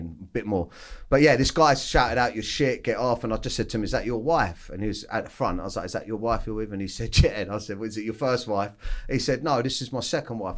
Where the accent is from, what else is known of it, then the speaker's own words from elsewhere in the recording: Weybridge, South East England, United Kingdom; I grew up in Surrey, oh, down in, uh, like, Weybridge, uh, on a council estate.